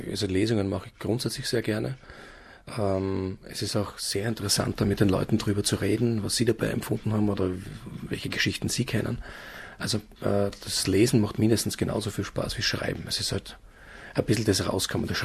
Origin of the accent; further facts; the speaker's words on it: Graz, Styria, Austria; die Steiermark ist eigentlich ein Bergvolk, was als Grazer schwierig ist, weil wir da fast schon im Flachland leben.